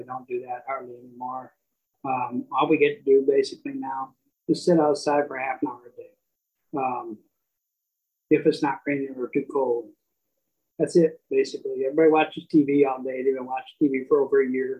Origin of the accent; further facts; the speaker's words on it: Dallas, Texas, United States; also born or lived in Michigan; now in Elk Grove Village, United States; I'm from Texas, Dallas, Texas